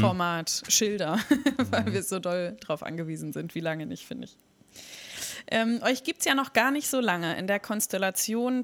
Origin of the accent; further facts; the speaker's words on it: Bremen, Germany; Ich bin auch in Finnhof groß geworden